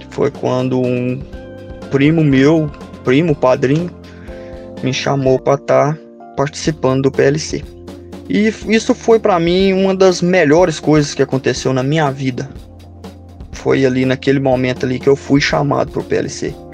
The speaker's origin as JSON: {"language": "Portuguese", "town": "Santana do Manhuaçu", "region": "Minas Gerais", "country": "Brazil", "said": "Sou de Santana do Manhuaçu, moro no córrego Japu"}